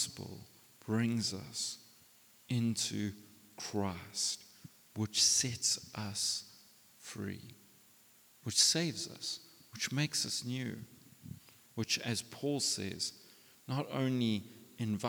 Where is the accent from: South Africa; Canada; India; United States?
South Africa; we're South African men.